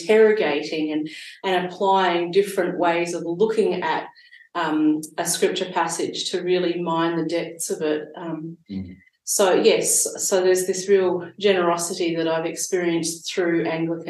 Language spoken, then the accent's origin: English; Sydney, New South Wales, Australia; now in Gippsland, Australia; I grew up in Sydney